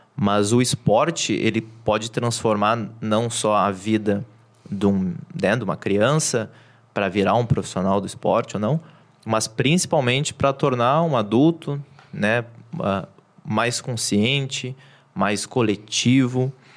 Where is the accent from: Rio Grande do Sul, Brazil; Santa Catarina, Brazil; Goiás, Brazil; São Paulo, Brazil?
Rio Grande do Sul, Brazil; Porto Alegre; nascido e criado em Porto Alegre